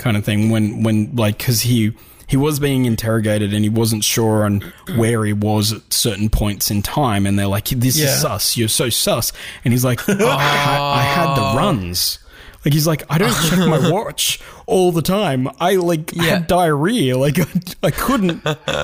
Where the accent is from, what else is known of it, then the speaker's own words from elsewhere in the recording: Australia; we're Australian